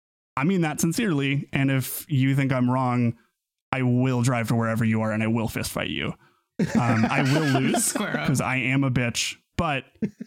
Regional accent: Pittsburg, Kansas, United States; moved away as an adult; my hometown of Pittsburgh, Kansas.

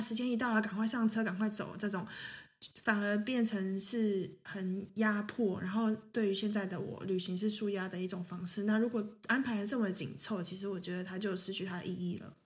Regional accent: Taiwan; moved away as an adult; now in Germany; 我本身是在台湾出生

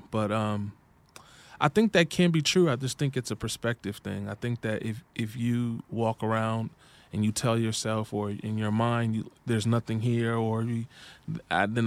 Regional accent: Midwest, United States; I'm from the Midwest.

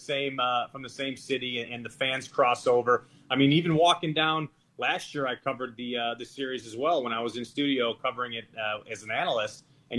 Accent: Chicago, Illinois, United States; I grew up in Chicago. That's where I am right now.

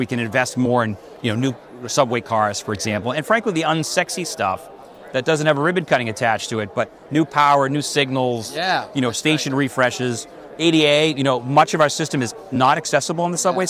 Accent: Boston, Massachusetts, United States; now in New York, United States; my hometown of Boston

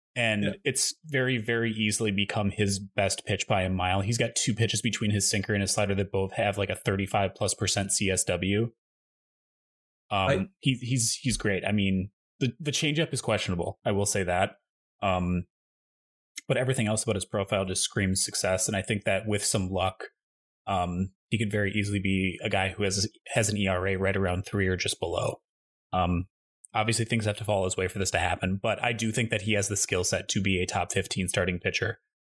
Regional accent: Midwest, United States; moved away; I grew up in the Midwest

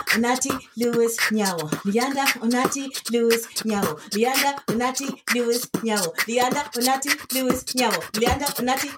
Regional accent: South Africa; accent: South African; I've got my South African accent back. So like, I've just been doing loads of voiceovers, and they all want my South African accent

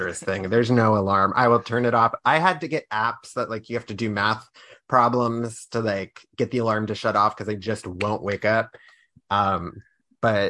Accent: Pittsburgh, Pennsylvania, United States; now in Washington, D.C., United States; And I'm from Pittsburgh, but I'm from Pennsylvania, but, like, the Pittsburgh area.

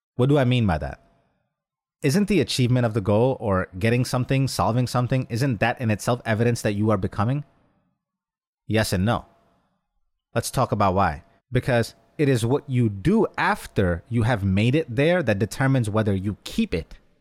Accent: New York, United States; Growing up in New York, a short drive from Atlantic City casino trips

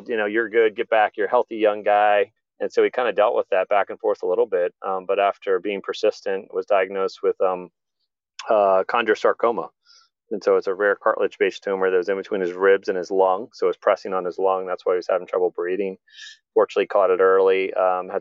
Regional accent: Columbia, Maryland, United States; he and I grew up together in Columbia, Maryland, a planned community by Jim Rouse

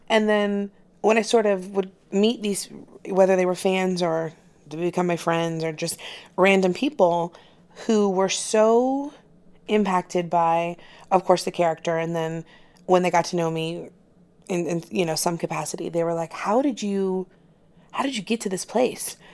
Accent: Florida, United States; I'm from Florida, and so I know what Southern people are like

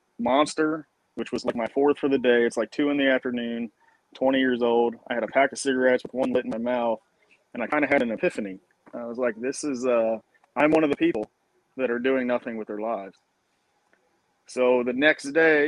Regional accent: Eastern Shore, Maryland, United States; moved away as an adult; now in Brunswick, Georgia, United States; I grew up on the Eastern Shore in Maryland, where it's, you think Maryland, you think Baltimore and DC and all that, but the Eastern Shore is very rural still to this day.

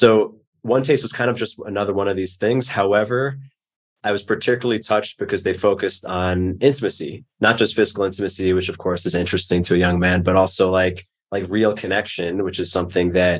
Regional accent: New York, United States; growing up in New York, I just was not used to that.

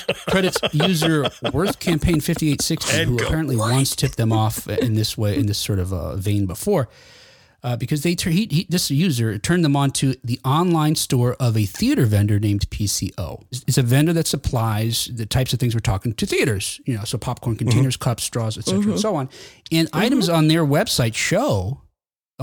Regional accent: United States; I'm American

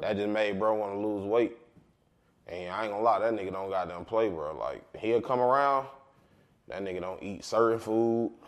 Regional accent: Marietta, Georgia, United States; I'm from Cobb County. But I'm from the heart of Carlton. I'm from, we, they call it Marietta, we call it Marietta

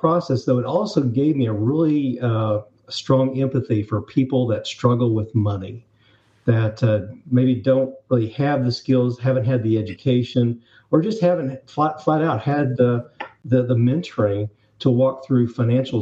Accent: Northwest Arkansas, United States; I'm actually from Arkansas. So I grew up in the Northwest Arkansas area

